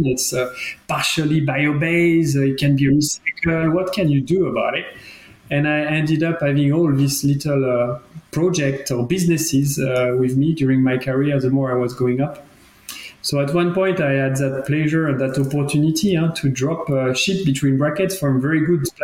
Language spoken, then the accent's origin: English; France; accent: French; English is a second language; moved away as an adult; now in Geneva, Switzerland; as you can understand from my accent, I'm from France. I've been always studying and being basically educated in France